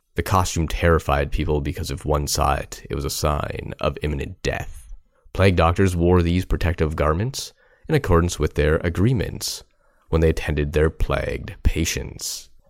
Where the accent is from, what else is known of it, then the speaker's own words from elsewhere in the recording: Guelph, Ontario, Canada; here in my hometown of Guelph